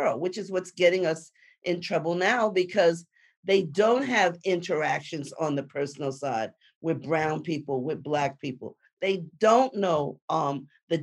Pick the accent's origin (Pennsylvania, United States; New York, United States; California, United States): New York, United States; New York City; moved away; I'm a girl from the Bronx